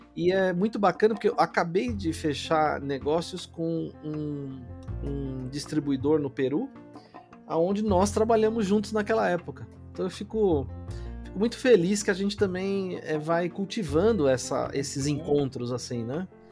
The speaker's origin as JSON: {"language": "Portuguese", "country": "Brazil", "also_born_or_lived": "Mexico", "said": "um brasileiro que também né, é, é, latino, né? E a gente é latino"}